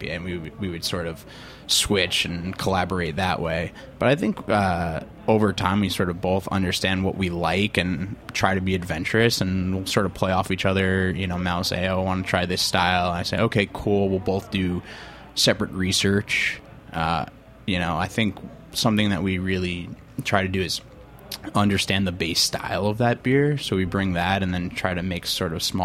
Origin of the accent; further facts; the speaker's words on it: Long Island, New York, United States; also born or lived in Ann Arbor, Michigan; I'm from Long Island